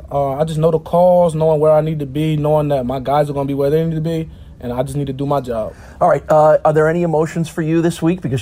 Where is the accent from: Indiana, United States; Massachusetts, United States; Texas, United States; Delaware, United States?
Delaware, United States; Um, Delaware, it's a, it's a, small state. Nobody really knows what's going on uh, in Delaware unless you're in Delaware. So, but it, it's fun. Um, a lot of family, a lot of friends. It's a fun state.